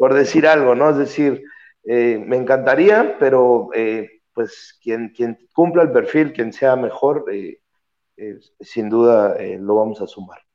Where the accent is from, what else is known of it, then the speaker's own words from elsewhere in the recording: Mexico; moved away; soy el único mexicano, bueno, ya era el único mexicano, pero ahora soy el único mexicano eh, por acá